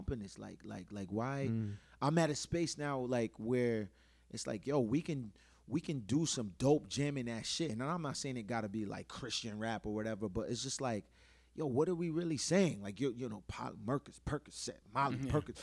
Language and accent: English; Providence, Rhode Island, United States; I'm from Providence.